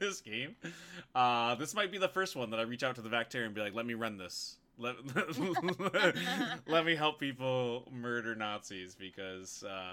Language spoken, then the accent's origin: English; United States; I'm American